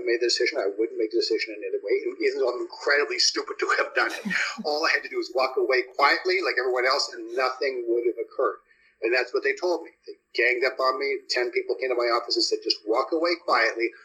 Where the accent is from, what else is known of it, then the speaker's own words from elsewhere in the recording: Canada; moved away as an adult; also born or lived in Toronto; now in United States; I'm an American and a Canadian. I became an American